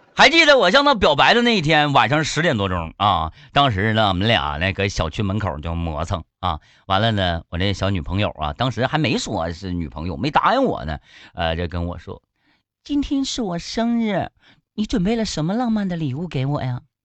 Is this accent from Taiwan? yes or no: no; Harbin, Heilongjiang, China; 我是哈尔滨人